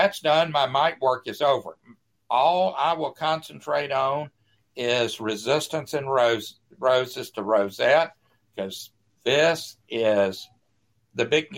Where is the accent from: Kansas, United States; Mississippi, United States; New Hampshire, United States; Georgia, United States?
Mississippi, United States; South; I'm from South Mississippi